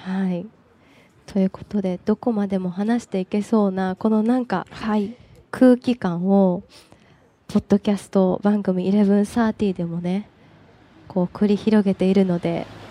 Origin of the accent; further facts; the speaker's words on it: Sapporo, Hokkaido, Japan; 札幌出身なんだけど、私札幌の中でも割と千歳寄りの清田区っていうところなのね。